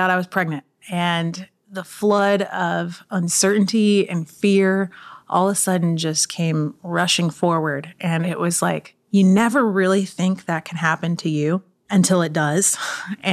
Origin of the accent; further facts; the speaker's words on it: Austin, Texas, United States; also born or lived in Miami; I'm from Austin, Texas